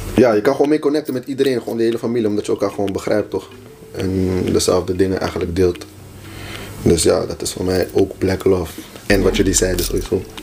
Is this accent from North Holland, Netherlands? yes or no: yes; Haarlem, North Holland, Netherlands; de plek waar ik vandaan kom, waren geen black girls